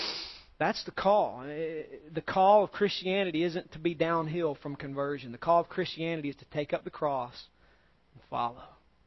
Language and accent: English; United States; We as Americans are soft. We as American Christians are soft.